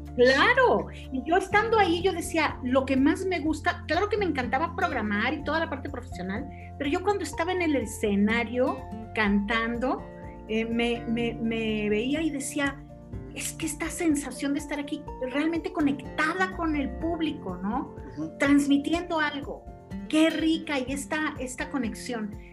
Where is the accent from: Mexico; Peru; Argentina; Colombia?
Mexico; yo soy mexicana